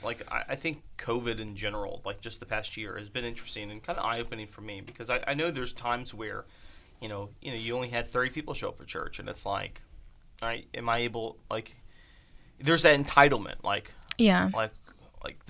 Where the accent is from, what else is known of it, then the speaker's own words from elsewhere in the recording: United States; as American Christians